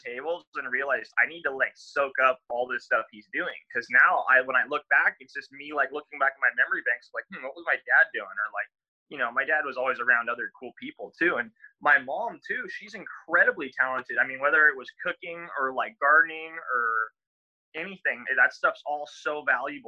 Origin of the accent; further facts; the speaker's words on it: La Paz, Baja California Sur, Mexico; I learned that from growing up in Mexico